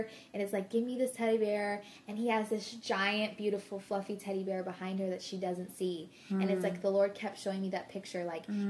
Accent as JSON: {"language": "English", "region": "Arizona", "country": "United States", "moved": "as an adult", "said": "I'm from Arizona"}